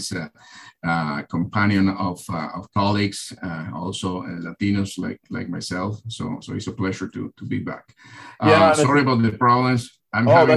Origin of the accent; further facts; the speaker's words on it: Argentina; now in United States; I'm originally from Argentina